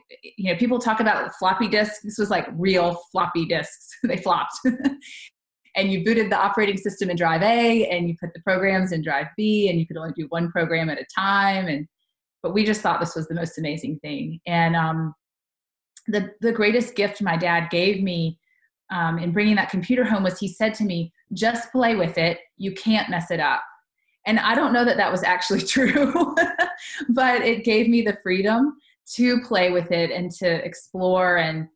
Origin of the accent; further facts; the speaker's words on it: Tuscaloosa, Alabama, United States; born there; Well, I was born in Tuscaloosa, Alabama, which might be a bad thing for all the Tennessee fans in our state.